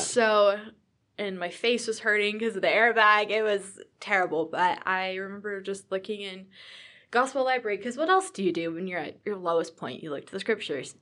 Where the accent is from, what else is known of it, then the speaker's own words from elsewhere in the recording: Virginia, United States; moved away as an adult; also born or lived in Utah; I am from Virginia